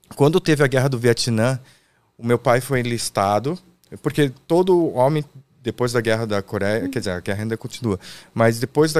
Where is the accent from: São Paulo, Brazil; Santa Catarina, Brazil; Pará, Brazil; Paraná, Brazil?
Santa Catarina, Brazil; Itajaí; nasci em Itajaí, Santa Catarina. Ah, eu sou barriga verde